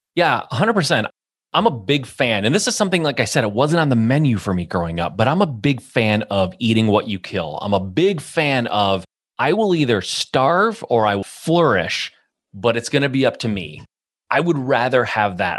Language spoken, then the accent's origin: English; Michigan, United States; a Midwest boy, born and raised in Michigan